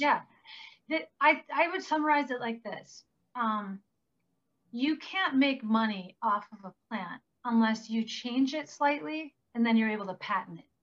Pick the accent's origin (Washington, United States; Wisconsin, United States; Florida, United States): Wisconsin, United States; Green Bay; moved away; I grew up in Green Bay, Wisconsin.